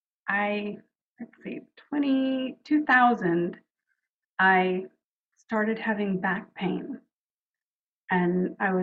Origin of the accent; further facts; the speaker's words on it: New Orleans, Louisiana, United States; moved away; also born or lived in Houston; I was born in New Orleans and youngest of four girls